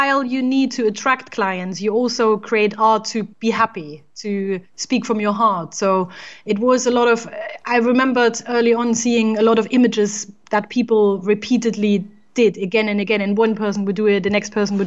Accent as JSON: {"language": "English", "region": "East Germany", "country": "Germany", "tie": "born or raised there", "moved": "as an adult", "lives_now": "England, United Kingdom", "said": "I was born in Germany, in East Germany to be precise. And I studied there as well"}